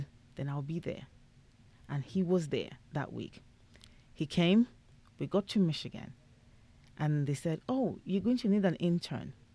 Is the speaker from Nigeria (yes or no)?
yes; Nigeria; being Nigerian, getting married at 32 was like 7 years past my expiry period